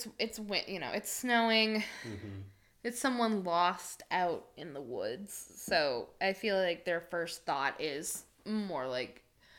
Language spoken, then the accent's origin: English; Limington, Maine, United States; where I grew up in Lymington